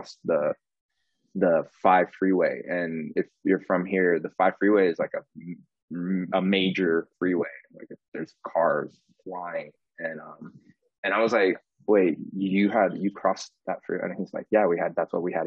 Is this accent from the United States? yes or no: yes; Orlando, Florida, United States; moved away as an adult; now in Los Angeles, United States; I grew up in Orlando